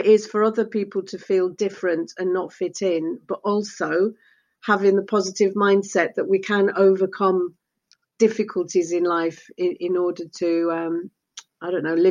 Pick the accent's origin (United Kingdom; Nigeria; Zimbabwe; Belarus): United Kingdom; first language Spanish; English is a second language; I was actually born in the UK